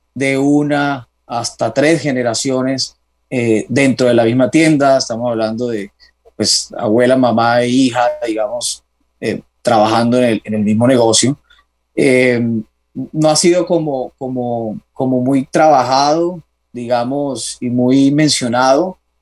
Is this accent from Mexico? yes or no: no; Cartagena, Bolívar, Colombia; now in Bogotá, Colombia; soy de Cartagena, tengo 32 años, ya hace bastante de esos 32 radicado en, Bogotá.